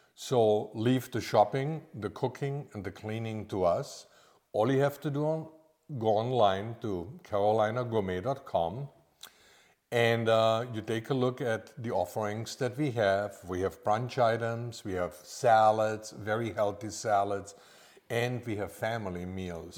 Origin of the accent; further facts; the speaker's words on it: Austria; moved away as an adult; also born or lived in Orlando, Florida; now in Lake Norman, United States; I'm actually from Austria